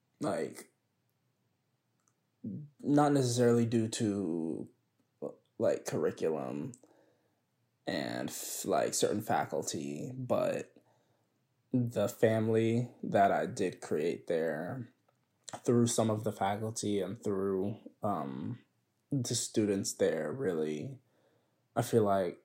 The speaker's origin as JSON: {"language": "English", "town": "Edmond", "region": "Oklahoma", "country": "United States", "tie": "born or raised there", "also_born_or_lived": "Atlanta, Georgia", "moved": "as an adult", "said": "I moved from Atlanta, Georgia when I was 6, and then moved to Edmond, Oklahoma"}